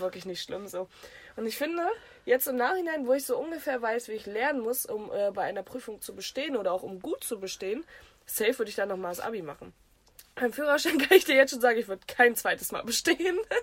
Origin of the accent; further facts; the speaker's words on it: the North, Northern Germany, Germany; ich komme aus dem Norden